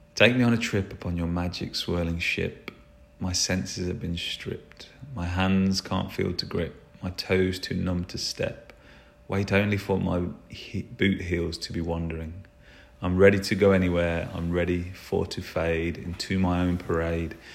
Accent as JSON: {"language": "English", "region": "England", "country": "United Kingdom", "said": "I'm English, uh, we don't really pronounce T's."}